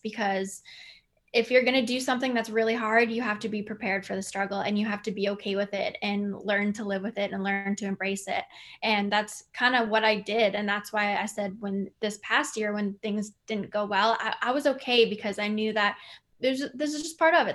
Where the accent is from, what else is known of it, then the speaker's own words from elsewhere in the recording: Winnipeg, Manitoba, Canada; my hometown of Winnipeg